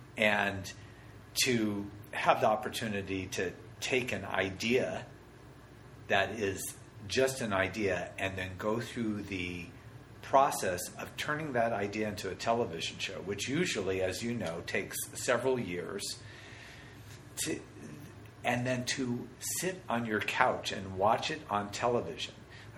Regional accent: Denver, Colorado, United States; Denver, Colorado.

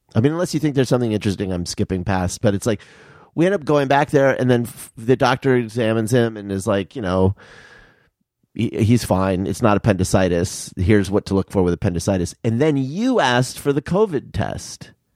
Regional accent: Tucson, Arizona, United States; moved away; I'm from Tucson, and my parents are in Tucson

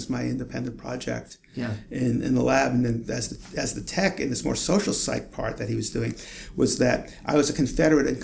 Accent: New York City, New York, United States; moved away; I grew up in Brooklyn, New York, and actually lived in Brooklyn my entire life

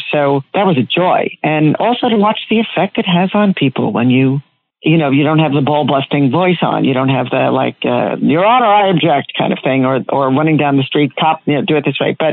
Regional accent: Long Island, New York, United States; When I grew up on Long Island, there wasn't a Long Island accent.

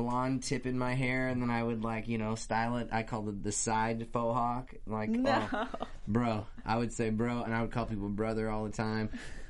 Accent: Pacific Northwest, United States; Growing up in the Pacific Northwest

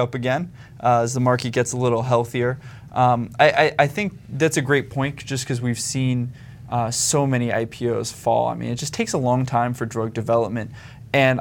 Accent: United States; as an American

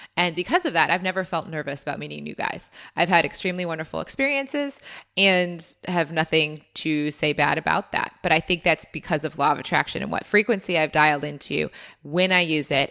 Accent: United States; now in Australia; as an American

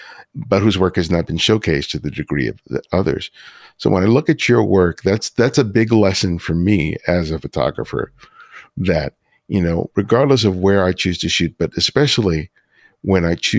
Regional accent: Los Angeles, California, United States; from the neighborhoods I grew up in Los Angeles.

